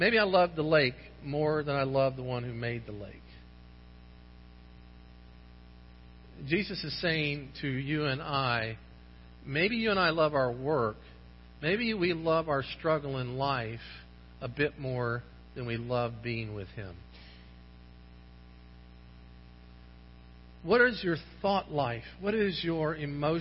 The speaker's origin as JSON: {"language": "English", "area": "St. Johns River", "region": "Florida", "country": "United States", "tie": "born or raised there", "said": "I grew up on the St. John's River"}